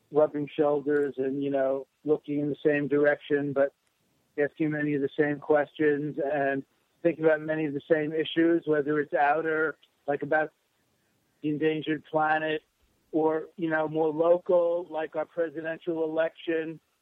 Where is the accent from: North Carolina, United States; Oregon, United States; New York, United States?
New York, United States; New York City; accent: Brooklyn, New York accent; born in Brooklyn